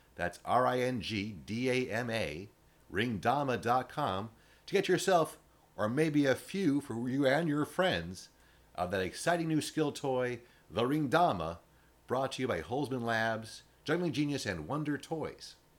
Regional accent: West Coast, United States; being a West Coast guy my entire life

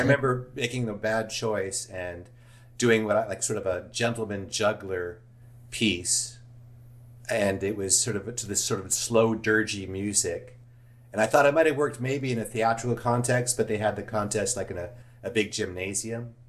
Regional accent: Los Angeles, California, United States; I grew up in Studio City

